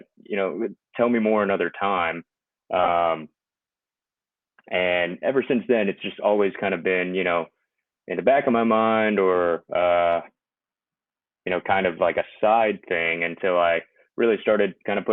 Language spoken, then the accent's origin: English; Houston, Texas, United States; I'm from Texas, Houston.